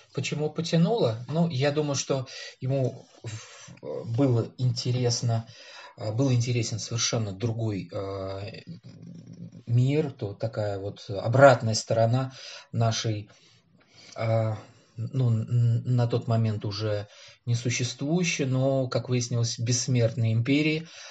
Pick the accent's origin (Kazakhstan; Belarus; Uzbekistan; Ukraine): Uzbekistan; Tashkent; moved away as an adult; now in Moscow, Russia; я родился в Ташкенте